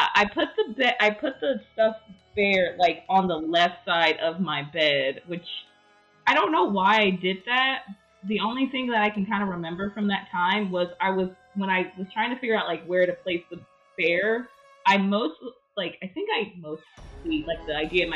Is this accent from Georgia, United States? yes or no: yes; Georgia, United States; I'm from Georgia